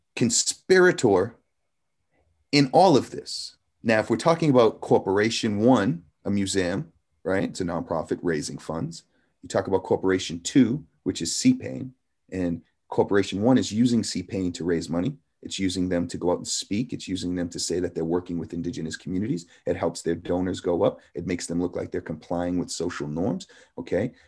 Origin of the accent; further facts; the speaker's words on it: Anadarko, Oklahoma, United States; I am from the Delaware Nation of Anadarko, Oklahoma